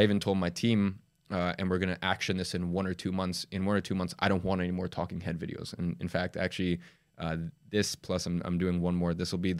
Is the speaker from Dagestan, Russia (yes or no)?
yes; Dagestan, Russia; born there; I was born in Dagestan in Russia.